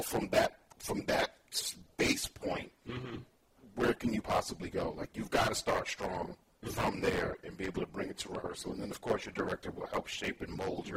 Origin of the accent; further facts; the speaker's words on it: New York City, New York, United States; moved away as an adult; now in Bay Area, United States; I was born and raised in New York. And we were in Brooklyn, New York